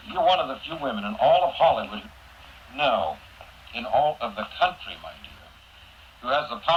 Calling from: Lisbon, Portugal; I'm in Lisbon, Portugal.

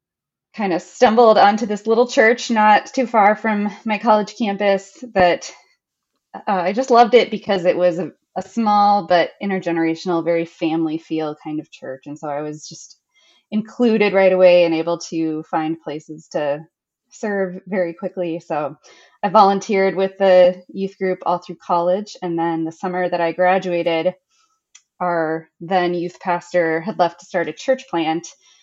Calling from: Blaine, Minnesota, United States; Well, I'm joining you from Blaine, Minnesota. It's a suburb north of Minneapolis. So we have some snow up here.

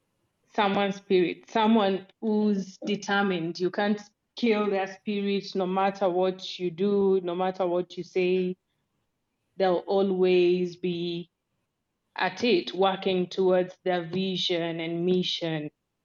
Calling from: Nairobi, Kenya; I'm speaking from Nairobi, Kenya.

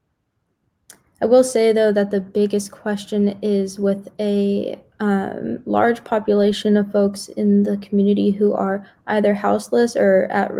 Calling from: Santa Cruz, California, United States; I'm calling in from Santa Cruz, California

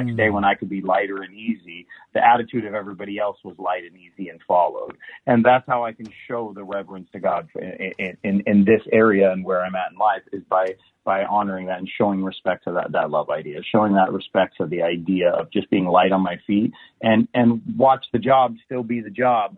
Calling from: Vincent, Indiana, United States; Today I'm calling in from Vincent, Indiana. Cornfield.

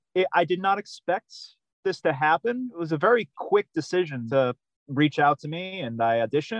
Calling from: Kingston, Massachusetts, United States; So right now, I am calling from Kingston, Massachusetts.

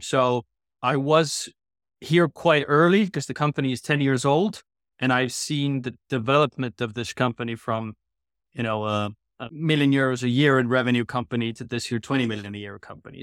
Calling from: Tallinn, Harju County, Estonia; I'm calling in from Tallinn, Estonia, where our, you know, unofficial but kind of official H Q is these days

